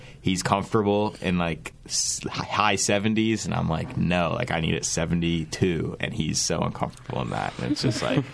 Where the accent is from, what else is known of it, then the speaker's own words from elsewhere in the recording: Raleigh, North Carolina, United States; moved away; I grew up in Raleigh